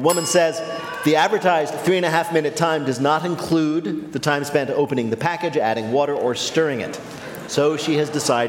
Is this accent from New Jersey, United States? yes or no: yes; New Jersey, United States; my home state of New Jersey